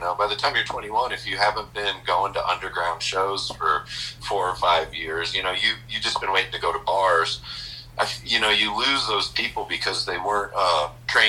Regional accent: Billings, Montana, United States; moved away as an adult; also born or lived in San Diego, California / Portland, Oregon; I'm from Billings here. And I had moved in 1988. I graduated high school in 1988

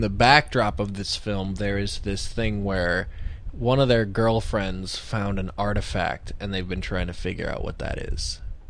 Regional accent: Nebraska, United States; I'm from Nebraska.

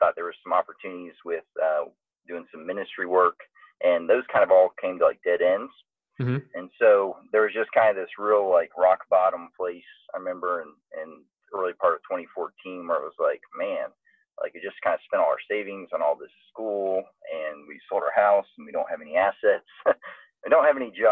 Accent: Atlanta, Georgia, United States; also born or lived in Maryland; I was from Atlanta

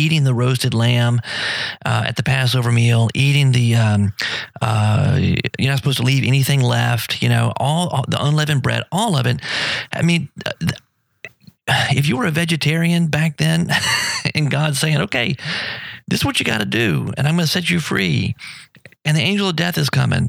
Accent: United States; I'm still American and I still love my country.

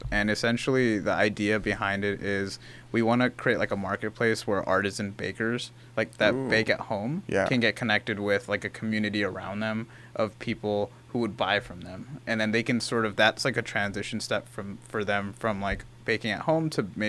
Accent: India; I'm Indian.

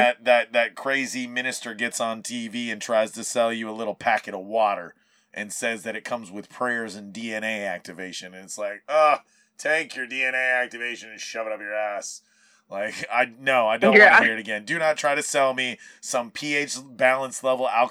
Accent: Maui, Hawaii, United States; moved away; I was gone from Maui for those 18 years

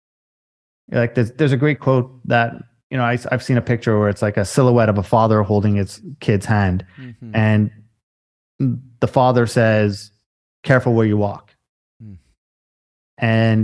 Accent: Canada; Yeah, sorry. I'm a Canadian boy.

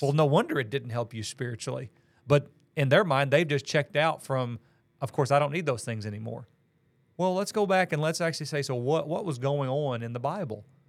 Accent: Missouri, United States; moved away as an adult; also born or lived in Illinois / Tennessee / Kentucky / Georgia; now in Valdosta, United States; I grew up in Missouri, and that's where all my family still is

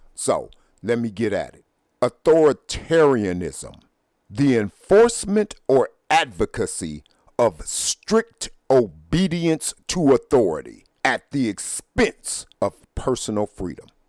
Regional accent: United States; I consider myself a black man, a black American, but I am an American. I was born here.

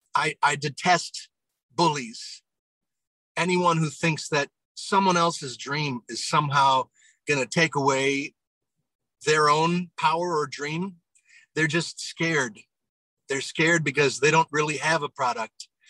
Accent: near Broadway, New York, United States; moved away; I grew up near Broadway

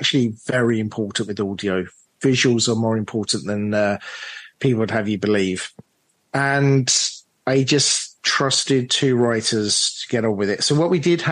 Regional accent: London, United Kingdom; myself from London, British producer

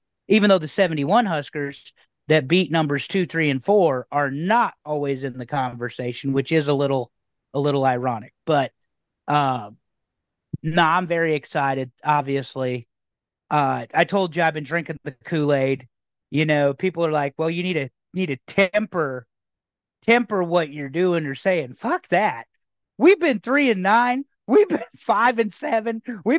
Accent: Western Nebraska, United States; growing up in Western Nebraska during the heyday of it all

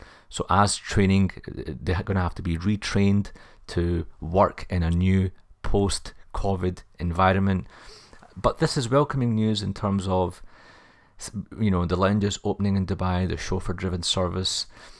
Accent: Glasgow, Scotland, United Kingdom; I am a Glaswegian myself, so I had to do something special, so do check that out on the YouTube channel.

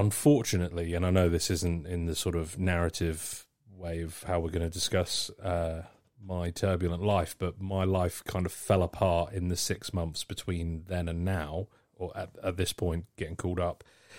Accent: Surrey, South East England, United Kingdom; I grew up in Surrey.

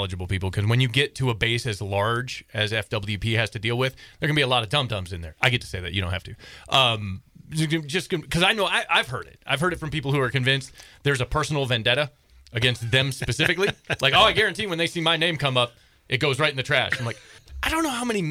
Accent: Michigan, United States; now in Montana, United States; I grew up in Michigan

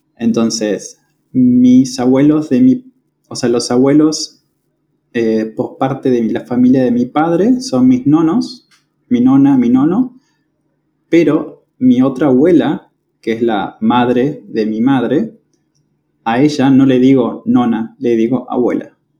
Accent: General Roca, Río Negro, Argentina; moved away as an adult; now in Córdoba, Argentina; yo soy de la ciudad de General Roca. Es una ciudad que está en la provincia de Río Negro, en la Patagonia Argentina

